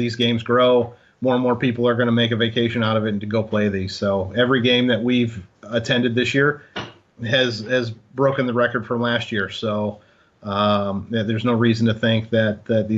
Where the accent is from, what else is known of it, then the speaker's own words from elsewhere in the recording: Michigan, United States; moved away; where I grew up in Michigan.